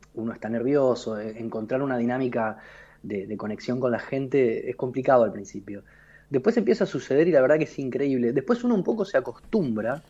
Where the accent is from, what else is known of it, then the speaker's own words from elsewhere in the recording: Río Gallegos, Santa Cruz, Argentina; Yo nací en Río Gallegos, era un lugar muy ventoso.